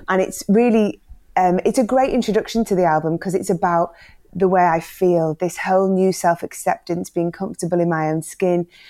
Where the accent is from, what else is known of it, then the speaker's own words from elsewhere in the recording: the Northwest, North West England, United Kingdom; growing up in the Northwest in the 80s